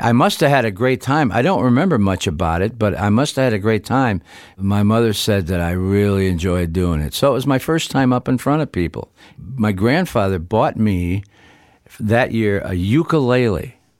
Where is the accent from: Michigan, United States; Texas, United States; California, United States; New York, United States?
Michigan, United States; Niles; we did it in W N I L radio studios in my hometown of Niles, Michigan